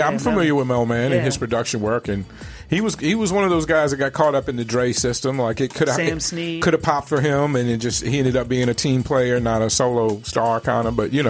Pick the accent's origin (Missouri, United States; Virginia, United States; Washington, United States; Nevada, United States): Virginia, United States; Richmond; moved away as an adult; now in Arizona, United States; I grew up in Richmond, Virginia, and I just moved here 3 years ago. Mm-hmm. So other than college, most of my life I spent in Richmond.